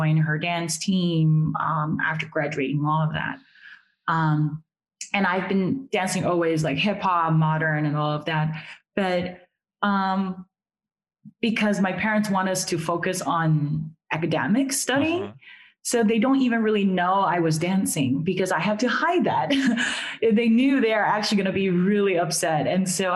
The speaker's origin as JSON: {"language": "English", "country": "Taiwan", "tie": "born or raised there", "moved": "yes", "said": "So I'm originally from Taiwan."}